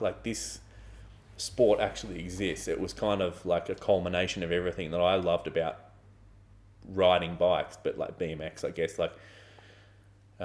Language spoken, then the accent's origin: English; Australia; also born or lived in Melbourne; where I grew up in Australia